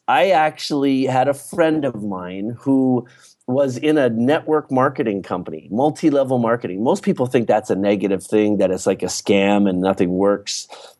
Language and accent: English; East Coast, Canada; I grew up in Canada, in the East Coast of Canada.